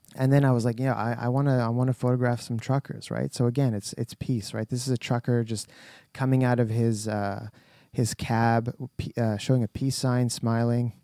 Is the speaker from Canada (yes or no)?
yes; Canada; We're very Canadian